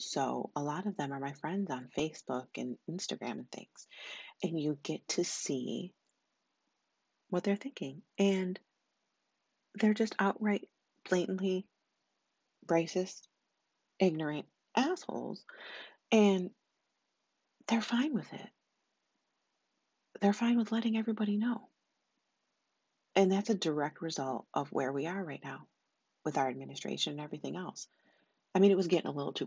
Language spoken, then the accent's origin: English; United States; I'm American. I was born here